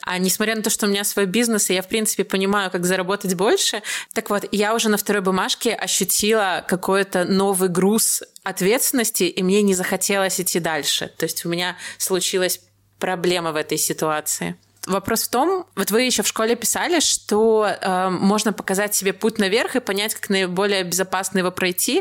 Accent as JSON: {"language": "Russian", "country": "Belarus", "said": "Я просто из Беларуси, я не из России"}